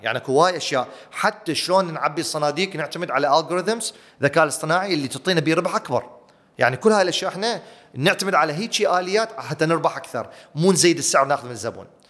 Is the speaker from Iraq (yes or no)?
yes; Iraq; أنا عراقي